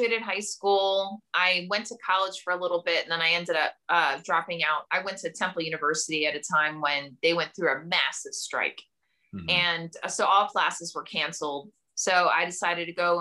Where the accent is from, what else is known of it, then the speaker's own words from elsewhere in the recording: Camden, New Jersey, United States; I grew up in Camden, New Jersey, which at the time was one of the most dangerous cities in America